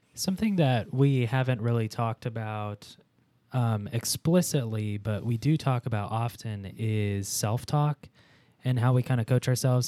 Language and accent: English; Chicago, Illinois, United States; I'm from Pittsburgh adjacent, Chicago